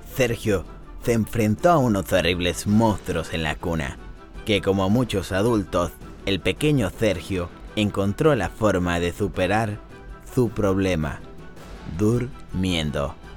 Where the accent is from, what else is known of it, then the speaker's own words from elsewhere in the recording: Mexico; also born or lived in Argentina; yo toda mi vida la he vivido en México